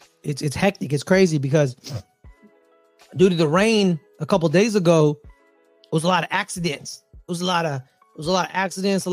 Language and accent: English; Bay Area, California, United States; growing up in the Bay Area, every time in the morning when my dad would take us to take us to school